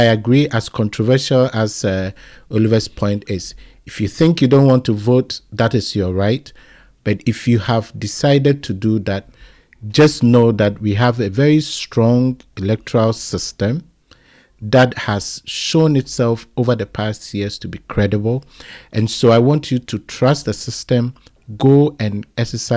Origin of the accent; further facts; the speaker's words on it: Ghana; as a Ghanaian